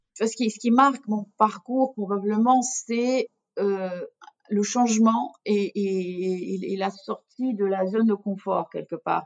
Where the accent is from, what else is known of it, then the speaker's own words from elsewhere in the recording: Russia; French is a second language; moved away as an adult; now in France; Je suis d'origine russe et donc j'ai vécu toute mon enfance en Union soviétique.